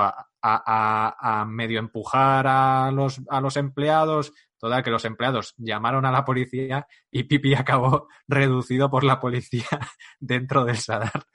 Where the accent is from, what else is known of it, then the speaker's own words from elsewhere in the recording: Navarre, Spain; soy navarro